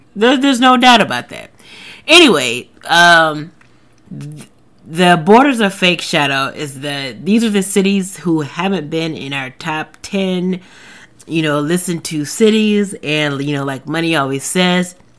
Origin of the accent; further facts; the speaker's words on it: the South, United States; I am from the South. I've lived in the South my whole life